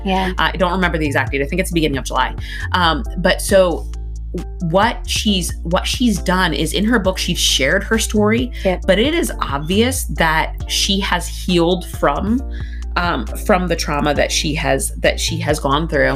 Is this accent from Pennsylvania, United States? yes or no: yes; Pennsylvania, United States; I was raised in Pennsylvania